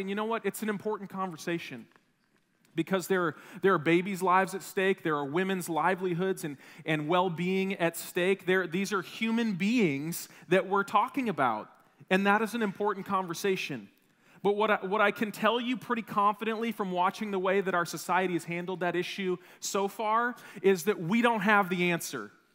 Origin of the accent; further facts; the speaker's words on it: Wisconsin, United States; I grew up in Wisconsin